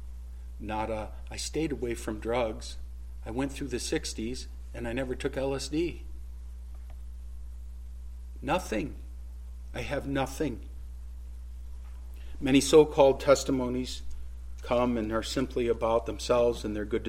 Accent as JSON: {"language": "English", "area": "Jeffrey Dahmer's hometown", "region": "Ohio", "country": "United States", "tie": "born or raised there", "said": "Jeffrey Dahmer grew up in my hometown"}